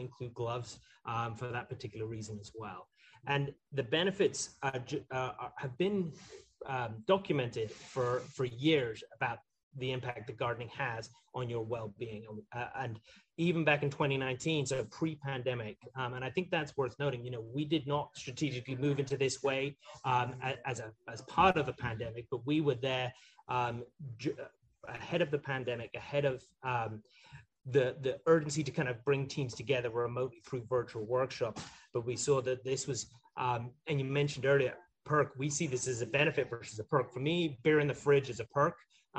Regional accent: Scotland, United Kingdom; I grew up in the Highlands of Scotland and have always had an affinity with gardening.

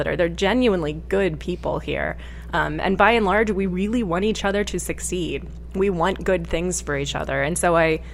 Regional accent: Berlin, Ohio, United States; moved away as an adult; also born or lived in Richmond, Virginia / Pittsburgh, Pennsylvania; now in Akron, United States; I'm actually from Berlin, Ohio, which is Holmes County, Amish country

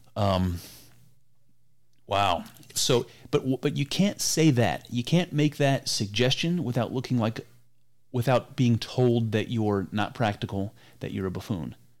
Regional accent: United States; I'm an American. You know, I come from this culture and heritage of America

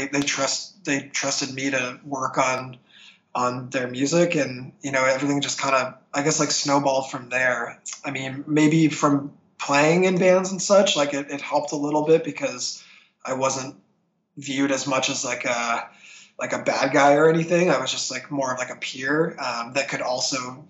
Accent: St. Catharines, Ontario, Canada; moved away as an adult; now in Toronto, Canada; my hometown of St. Catharines

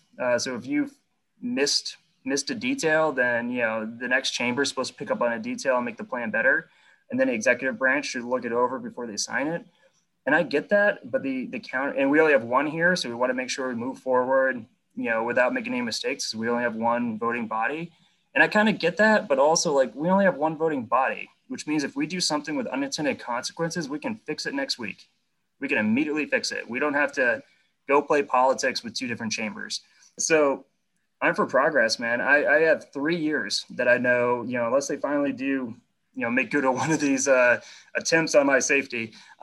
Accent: New England, United States; but frankly, I grew up in New England, right? Like we grew up watching the Patriots.

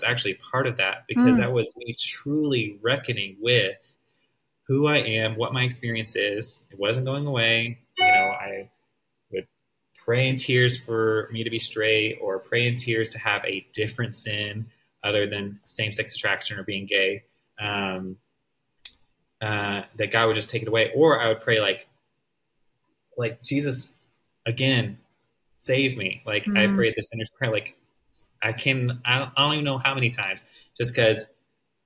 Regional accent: the South, United States; growing up in the South

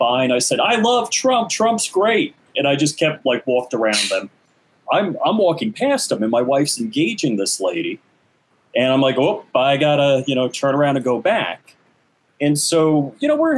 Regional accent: New York, United States; we grew up in New York together

